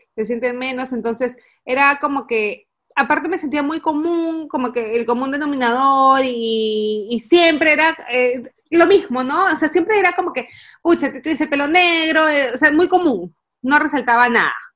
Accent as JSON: {"language": "Spanish", "country": "Peru", "moved": "as an adult", "lives_now": "Essen, Germany", "said": "Yo soy una peruana que vive en Alemania"}